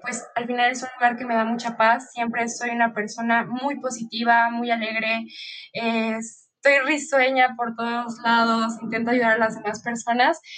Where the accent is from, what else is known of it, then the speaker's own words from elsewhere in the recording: Mexico City, Mexico; Yo nací y vivo aquí en la Ciudad de México